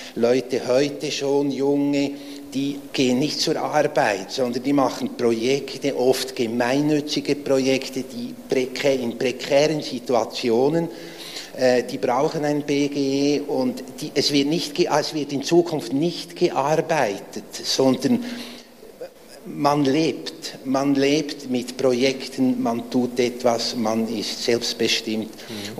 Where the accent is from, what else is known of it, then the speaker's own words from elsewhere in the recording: Switzerland; ich bin aus der Schweiz, wie man hört.